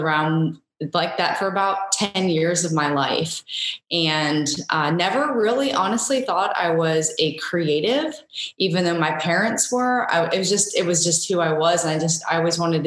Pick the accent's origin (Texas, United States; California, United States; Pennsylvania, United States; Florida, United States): Florida, United States; Sarasota; now in Savannah, United States; I was born and raised in Sarasota, Florida